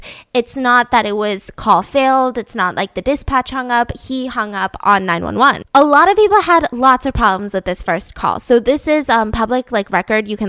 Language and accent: English; the South, United States; I'm from the South